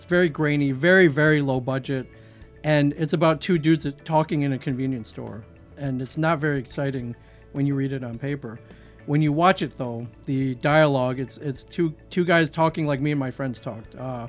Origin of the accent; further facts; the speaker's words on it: Midwest, United States; now in New Jersey, United States; I grew up mainly in the Midwest. I've lived all over the country.